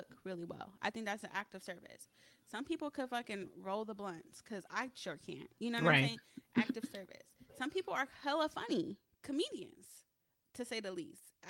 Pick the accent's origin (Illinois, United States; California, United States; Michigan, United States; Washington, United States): California, United States; Pomona; But I came from Pomona, California, and it's not Los Angeles